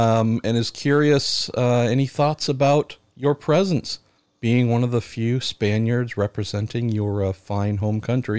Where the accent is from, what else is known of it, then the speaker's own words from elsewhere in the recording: United States; I'm an American.